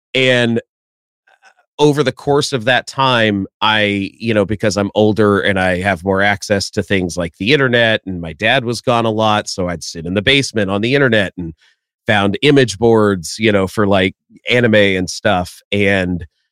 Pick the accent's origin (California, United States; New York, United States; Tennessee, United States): Tennessee, United States; also born or lived in Florida; we moved from Florida to Tennessee